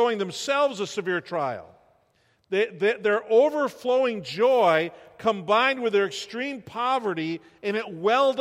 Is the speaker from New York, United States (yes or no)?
yes; New York, United States; moved away as an adult; now in Iowa, United States; we grew up in New York, all of our families in New York, but we can live 50 weeks in Iowa out of the year